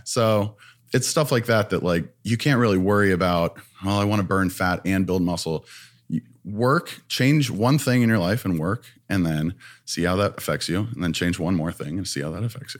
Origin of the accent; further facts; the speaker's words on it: Ohio, United States; moved away as an adult; now in Los Angeles, United States; I'm from Ohio